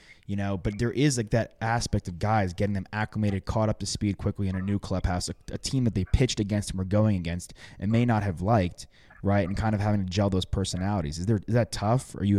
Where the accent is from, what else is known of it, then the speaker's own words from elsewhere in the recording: New York, United States; You look like, I'm a New Yorker.